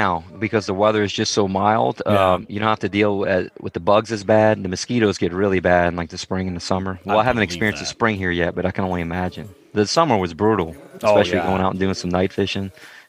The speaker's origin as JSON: {"language": "English", "region": "South Louisiana", "country": "United States", "tie": "born or raised there", "also_born_or_lived": "Missouri / Mississippi", "moved": "as an adult", "said": "I'm originally from South Louisiana, and just fishing men and women on both sides of the family."}